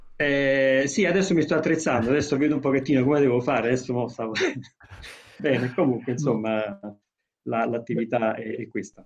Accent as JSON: {"language": "Italian", "town": "Naples", "region": "Campania", "country": "Italy", "said": "essendo napoletano"}